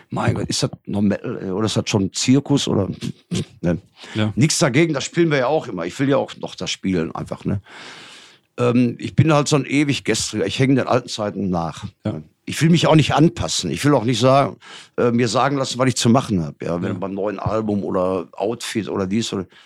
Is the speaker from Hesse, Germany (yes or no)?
no; Gelsenkirchen, North Rhine-Westphalia, Germany; Ist, äh, für die ganze Region, wo ich herkomme, Gelsenkirchen, ist das schon, ist das schon geil auf jeden Fall.